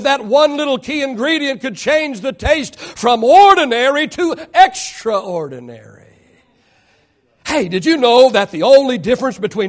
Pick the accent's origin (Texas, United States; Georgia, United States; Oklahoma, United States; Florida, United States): Oklahoma, United States; moved away; we grew up in Oklahoma and it was supper time. You call it dinner over here, it's supper back there